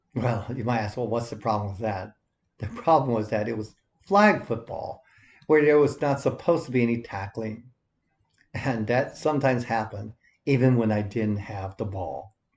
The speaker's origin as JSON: {"language": "English", "town": "Los Angeles", "region": "California", "country": "United States", "tie": "born or raised there", "said": "settled in Los Angeles, where I was born"}